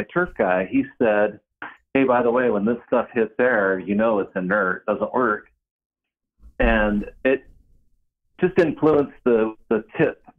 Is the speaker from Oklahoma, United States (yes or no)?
no; Salt Lake City, Utah, United States; I'm from Salt Lake City, Utah.